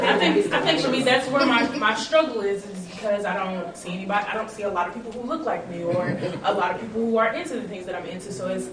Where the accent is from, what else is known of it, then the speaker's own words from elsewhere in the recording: Nashville, Tennessee, United States; For me, I'm from Nashville, Tennessee.